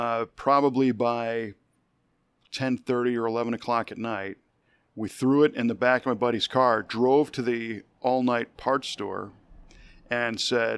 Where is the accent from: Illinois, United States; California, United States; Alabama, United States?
Illinois, United States; Chicago; I grew up in the Chicago area.